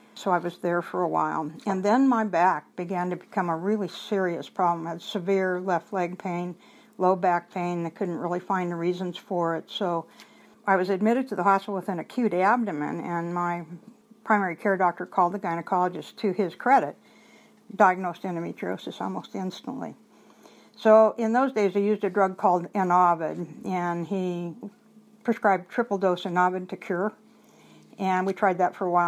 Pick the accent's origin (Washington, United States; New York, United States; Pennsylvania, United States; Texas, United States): Washington, United States; Washington coast, United States; moved away as an adult; also born or lived in Portland, Oregon / Tacoma, Washington; now in Central Oregon, United States; I grew up on a little beat-up farm on the Washington coast